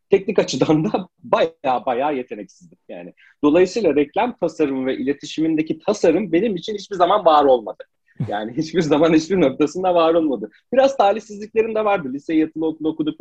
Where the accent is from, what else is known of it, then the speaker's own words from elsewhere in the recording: Manisa, Turkey; moved away as an adult; Manisalıyım, memlekete döndüm